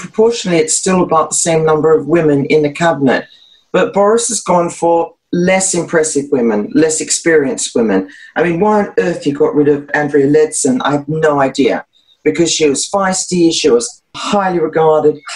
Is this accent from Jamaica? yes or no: no; Australia; that accent as an Australian, I hate it.